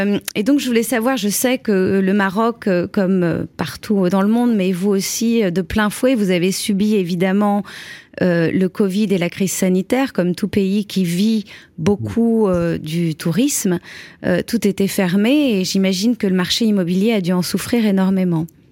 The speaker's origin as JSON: {"language": "French", "country": "France", "said": "nous, en tant que Français"}